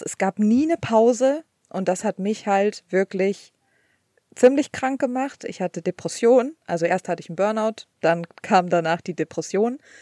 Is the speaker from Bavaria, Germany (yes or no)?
no; Cologne, North Rhine-Westphalia, Germany; moved away as an adult; now in United States; ich komme aus Köln